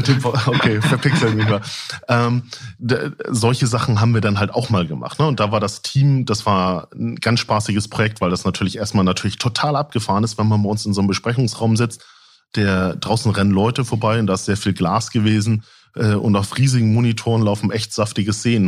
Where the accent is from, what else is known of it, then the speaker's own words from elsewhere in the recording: Lübeck, Schleswig-Holstein, Germany; Ich bin äh, eigentlich gebürtiger Lübecker